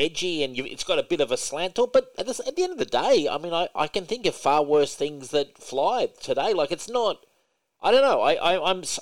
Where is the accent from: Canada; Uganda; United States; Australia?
Australia; I'm an Australian